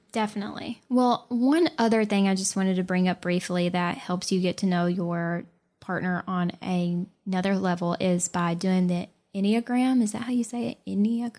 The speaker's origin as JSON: {"language": "English", "region": "the South", "country": "United States", "said": "I'm from the South"}